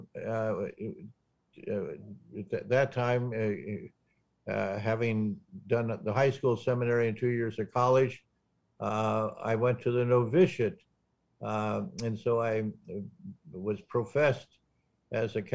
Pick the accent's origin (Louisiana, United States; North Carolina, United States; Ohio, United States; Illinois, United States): Ohio, United States; Northwest; I grew up in a small town in Northwest Ohio called Adelphus